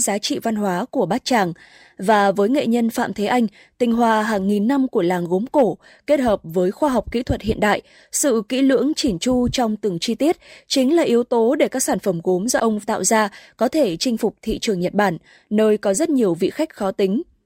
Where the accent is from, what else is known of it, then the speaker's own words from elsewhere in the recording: Bát Tràng, Hanoi, Vietnam; quê tôi bát tràng